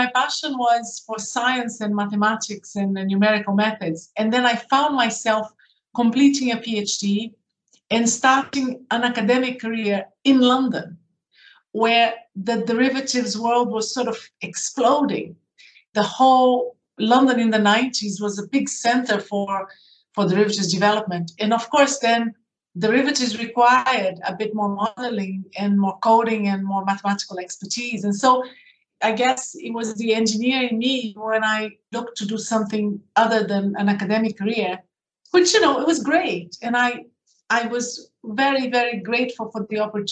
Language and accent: English; Brazil; moved away as an adult; also born or lived in United Kingdom; I grew up in Brazil and I did my first degree in Brazil in engineering. And then I came to the UK to do a postgraduate in engineering